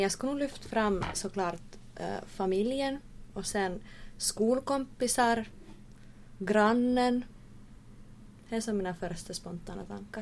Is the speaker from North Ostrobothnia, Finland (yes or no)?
yes; Oulu, North Ostrobothnia, Finland; moved away as an adult; now in Vaasa, Finland; från Uleåborg